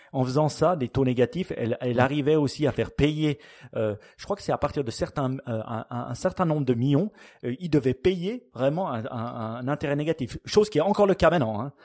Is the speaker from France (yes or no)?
no; Switzerland; chez nous en Suisse